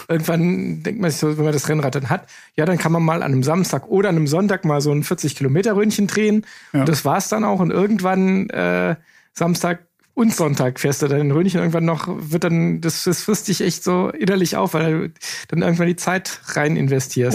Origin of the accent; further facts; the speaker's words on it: Eifel, Germany; ist ja bei uns in der Eifel in der Nachbarschaft